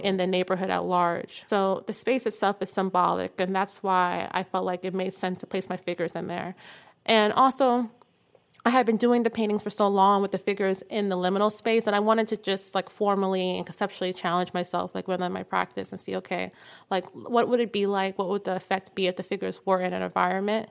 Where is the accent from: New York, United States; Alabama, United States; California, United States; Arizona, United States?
New York, United States; growing up in New York and then growing up in Harlem